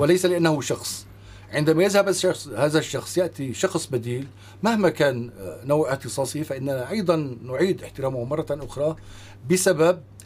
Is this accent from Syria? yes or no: yes; Syria; نحن كسوريين